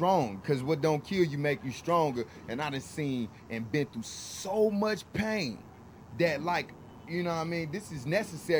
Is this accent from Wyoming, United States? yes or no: no; St. Louis, Missouri, United States; I'm from St. Louis, Missouri, which is the Show Me State.